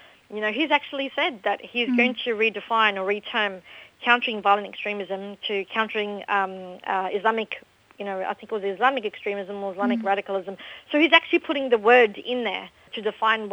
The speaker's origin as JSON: {"language": "English", "country": "Australia", "tie": "born or raised there", "said": "I was born and raised in Australia. I went to school in Australia"}